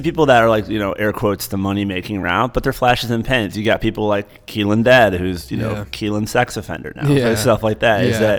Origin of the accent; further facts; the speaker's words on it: Midwest, United States; It seems like Ohio, I'm from the Midwest as well.